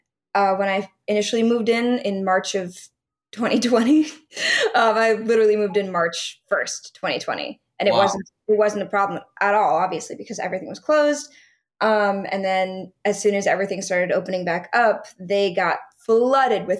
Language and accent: English; Stamford, Connecticut, United States; moved away; I'm originally from Connecticut, from Stamford.